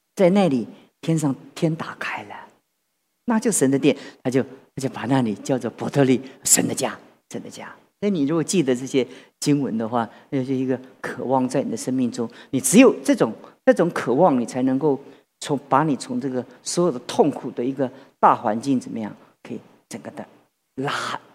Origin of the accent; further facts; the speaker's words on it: Taiwan; 我们台湾人